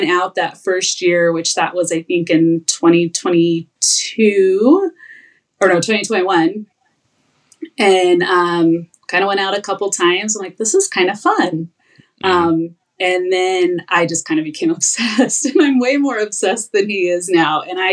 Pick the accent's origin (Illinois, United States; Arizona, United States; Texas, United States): Arizona, United States; moved away as an adult; now in Idaho, United States; I'm from Arizona and moved to Idaho